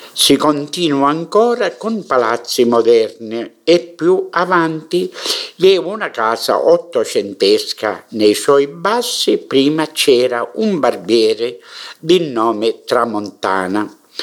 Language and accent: Italian; Mineo, Sicily, Italy; nella storia del mio paese